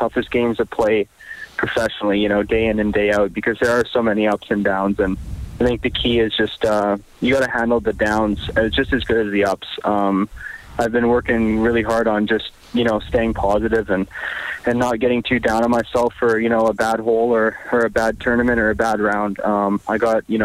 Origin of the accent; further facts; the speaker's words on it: Edmonton, Alberta, Canada; I'm from Edmonton